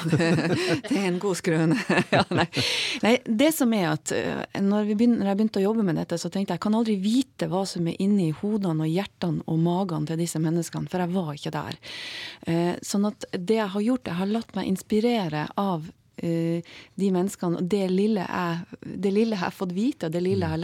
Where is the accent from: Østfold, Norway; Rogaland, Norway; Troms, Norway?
Troms, Norway; Tromsø; vi tromsøværinger